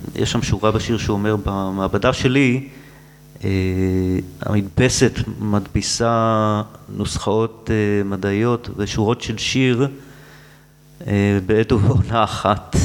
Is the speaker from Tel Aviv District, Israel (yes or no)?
yes; Tel Aviv, Tel Aviv District, Israel; גדלתי בשולי העיר, אה, זה המקום שבו העיר והטבע נפגשים